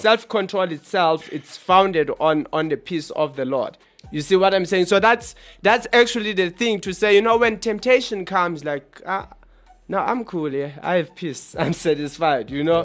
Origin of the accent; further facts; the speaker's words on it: Johannesburg, Gauteng, South Africa; We are from South Africa in Johannesburg